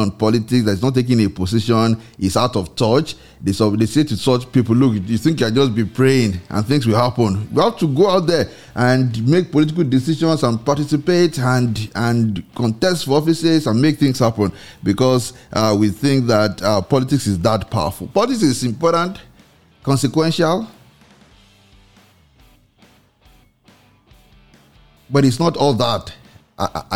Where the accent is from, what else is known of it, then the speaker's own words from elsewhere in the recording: Nigeria; in Nigeria, because you find that, well, because we are a religious nation